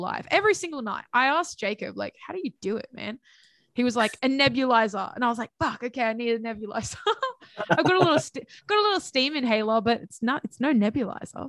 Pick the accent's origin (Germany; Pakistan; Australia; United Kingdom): Australia; Central Coast, New South Wales; my hometown, um, because I don't live in Sydney. I live on the Central Coast